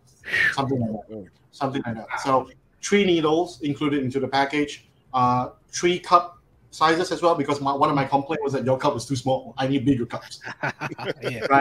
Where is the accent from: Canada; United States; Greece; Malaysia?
Malaysia; I'm from Malaysia.